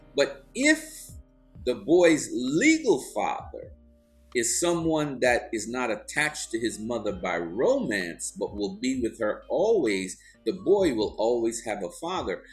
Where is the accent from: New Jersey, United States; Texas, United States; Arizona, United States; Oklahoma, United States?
New Jersey, United States; East Orange; also born or lived in Georgetown, Guyana; I grew up in East Orange, New Jersey